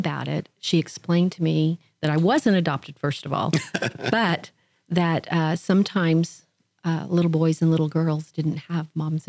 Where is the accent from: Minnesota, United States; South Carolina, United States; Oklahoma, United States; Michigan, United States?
Oklahoma, United States; moved away as an adult; now in The Woodlands, United States; I'm originally from Oklahoma.